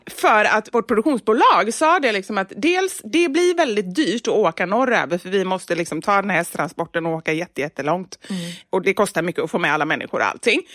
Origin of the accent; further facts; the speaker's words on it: Gothenburg, Västra Götaland, Sweden; moved away; Göteborg. Ja. Tillbaka till min hemstad